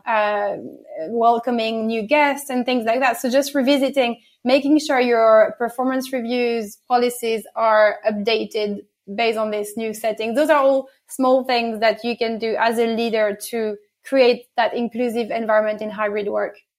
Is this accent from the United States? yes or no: no; France; accent: a bit of French and English accent; now in London, United Kingdom; born and bred in France, so get a bit, bit of French and English accent in, in there.